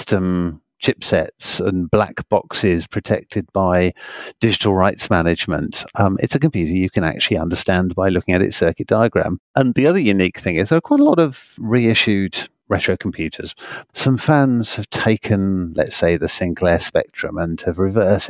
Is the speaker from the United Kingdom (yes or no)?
yes; United Kingdom; as you can probably tell by my accent, I'm from the United Kingdom